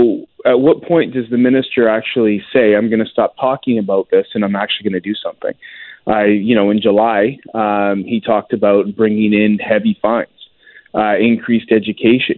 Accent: Lower Mainland, British Columbia, Canada; I grew up in the Lower Mainland

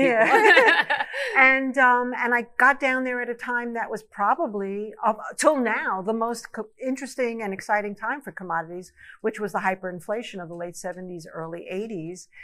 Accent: New York, United States; I grew up in New York

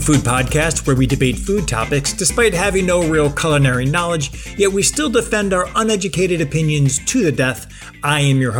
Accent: Buffalo, New York, United States; now in Pennsylvania, United States; As I mentioned in my last email, I'm from Buffalo, New York, and I love a good wing.

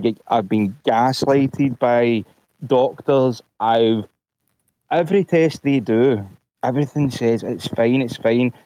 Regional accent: Glasgow, Scotland, United Kingdom; I'm from Glasgow, Scotland.

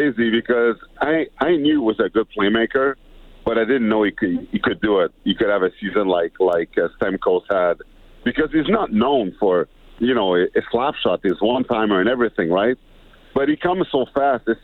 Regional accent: Montreal, Quebec, Canada; moved away; also born or lived in Edmonton; I was born in Montreal, after a while, I spent my summer in Edmonton

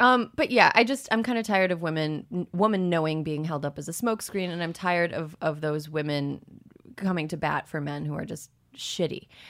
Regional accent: Wisconsin, United States; moved away; I'm from Wisconsin, and the part of Wisconsin I'm from is very red

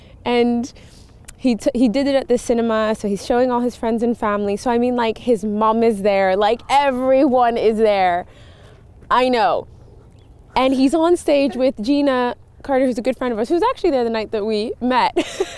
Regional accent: Montreal, Quebec, Canada; born there; So I thought I was going to go back east, because I was born in Montreal

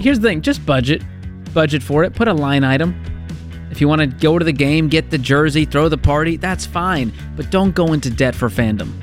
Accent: Boston, Massachusetts, United States; I'm from Boston

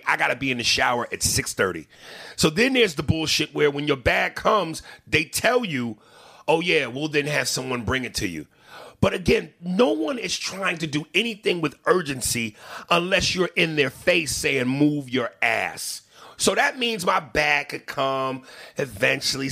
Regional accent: New York, United States; I'm from New York

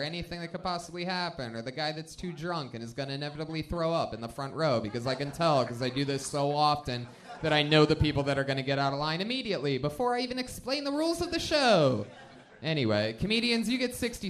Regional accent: Youngstown, Ohio, United States; I'm from Youngstown, Ohio

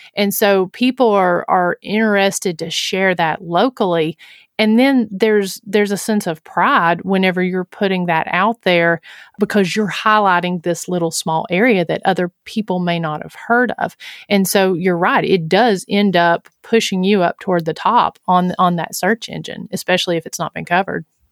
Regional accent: Huntsville, Tennessee, United States; my hometown of Huntsville, Tennessee.

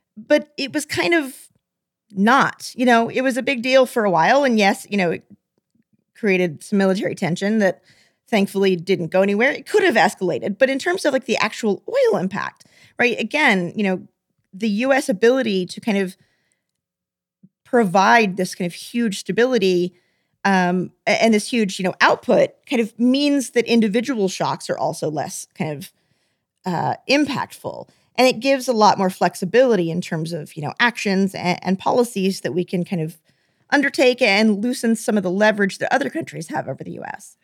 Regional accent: Texas, United States; I'm from Texas.

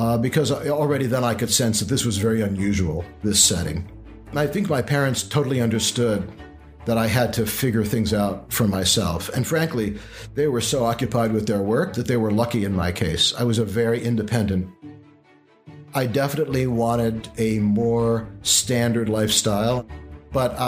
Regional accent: Beacon, New York, United States; I grew up in Beacon, New York, in the Hudson Valley, very beautiful area

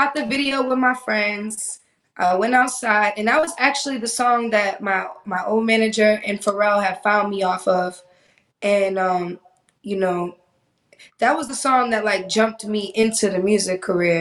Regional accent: Boston, Massachusetts, United States; also born or lived in Miami; now in Los Angeles, United States; I grew up in Boston

